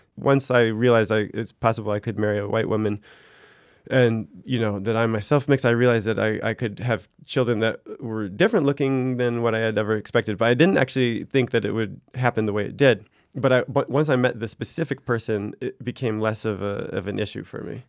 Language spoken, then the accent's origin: English; United States; moved away as an adult; now in France; my primary identity in France is as an American